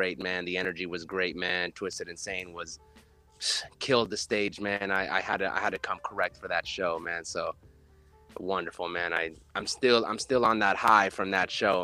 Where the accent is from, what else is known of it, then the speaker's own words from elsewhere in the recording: La Mesa, California, United States; I'm born and raised in San Diego. More specifically, there's a little place in San Diego called La Mesa